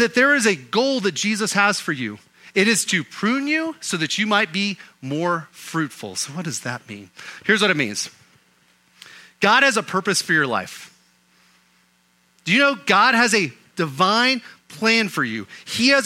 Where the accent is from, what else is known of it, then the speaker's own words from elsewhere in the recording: Oklahoma, United States; Growing up in Oklahoma